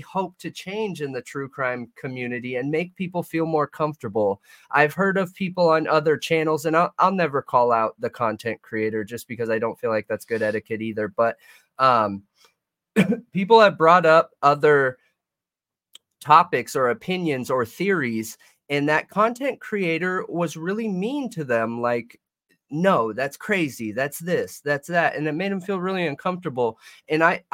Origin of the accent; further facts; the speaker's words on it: Southern California, United States; I'm from SoCal.